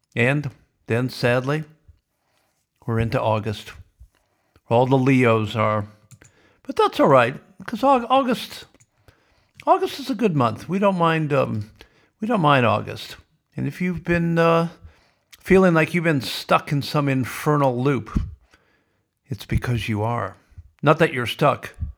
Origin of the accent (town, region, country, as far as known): Sioux City, Iowa, United States; born or raised there